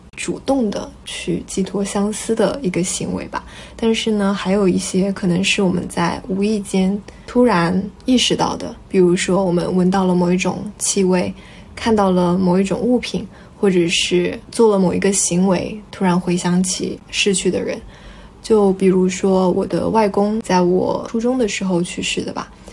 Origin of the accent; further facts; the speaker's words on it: central China, China; now in Guangdong, China; 我虽然也是半个广东人，但我老家不在这边嘛。我老家是在中国中部的一个省市。然后我们那边的清明节感觉就没有那么的浓重